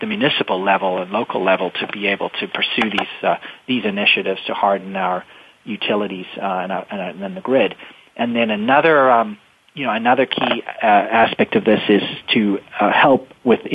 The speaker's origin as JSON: {"language": "English", "town": "Winchester", "region": "Massachusetts", "country": "United States", "tie": "born or raised there", "said": "representing my hometown of Winchester"}